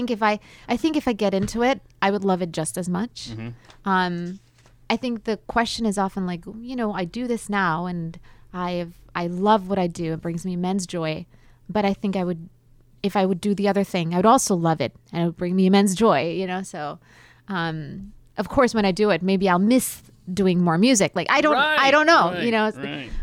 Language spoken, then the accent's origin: English; South Carolina, United States; now in Dallas, United States; I'm from South Carolina, and then I lived in Roswell for a while, and now I'm here in Dallas.